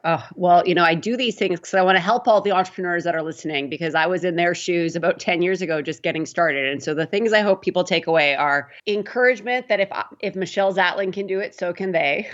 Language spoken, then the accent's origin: English; Prince Albert, Saskatchewan, Canada; moved away as an adult; also born or lived in Toronto; I grew up in Prince Albert, Saskatchewan.